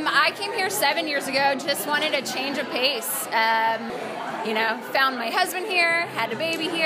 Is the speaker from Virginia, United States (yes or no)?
yes; Alexandria, Virginia, United States; now in Washington, United States; So I grew up in Alexandria, and so started living in different neighborhoods around DC